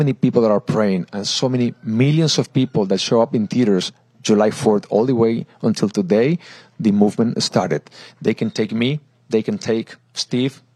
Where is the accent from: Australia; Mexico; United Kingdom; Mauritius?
Mexico; now in United States; I am from Mexico.